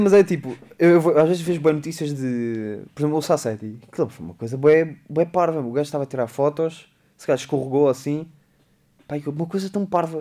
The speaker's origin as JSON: {"language": "Portuguese", "town": "Beja", "region": "Alentejo", "country": "Portugal", "tie": "born or raised there", "said": "é o pé de Beja, é o pé da minha terra"}